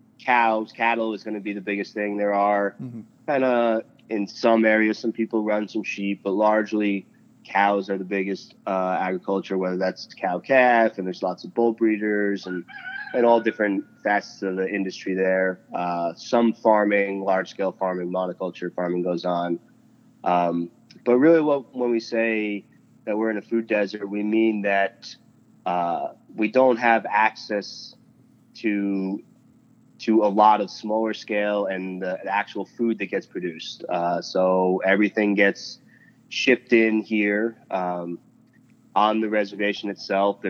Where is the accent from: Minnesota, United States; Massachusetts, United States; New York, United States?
New York, United States; moved away as an adult; also born or lived in Western South Dakota; now in South Dakota, United States; I didn't originally grow up in Western South Dakota. I'm from New York State originally, and I moved here about 10 years ago